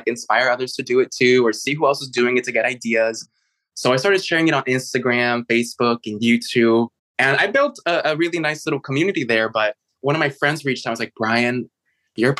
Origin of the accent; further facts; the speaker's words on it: Chicago, Illinois, United States; moved away; also born or lived in San Francisco / New York City; I was actually born and raised in Chicago.